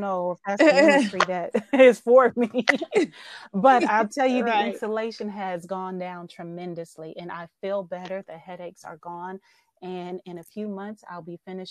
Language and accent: English; Oakland, California, United States; I'm born and raised in Oakland, California